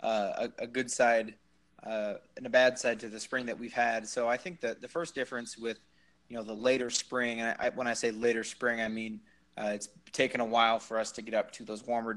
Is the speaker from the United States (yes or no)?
yes; Moville, Iowa, United States; also born or lived in Lincoln, Nebraska; I'm from Western Iowa, originally near Sioux City, the town of Moville